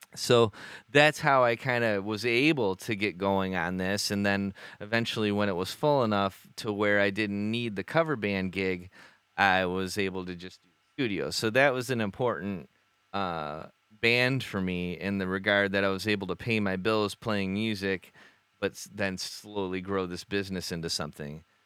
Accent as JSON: {"language": "English", "town": "Bay City", "region": "Michigan", "country": "United States", "said": "we're this band from Bay City."}